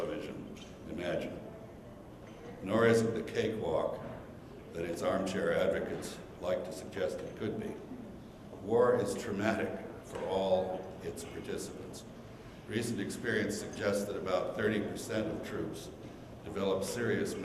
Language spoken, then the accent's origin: English; United States; as an American